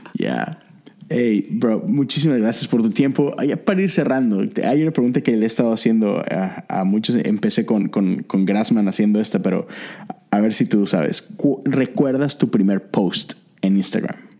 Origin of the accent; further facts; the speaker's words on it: Monterrey, Nuevo León, Mexico; moved away as an adult; now in Houston, United States; yo soy de Monterrey, pero tengo ya nueve años acá en Estados Unidos.